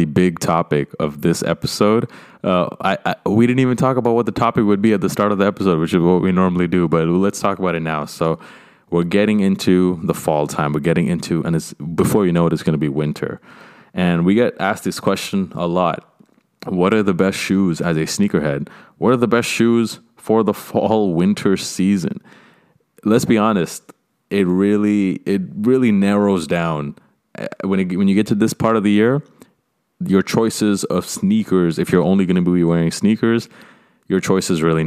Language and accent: English; Canada; my home country of Canada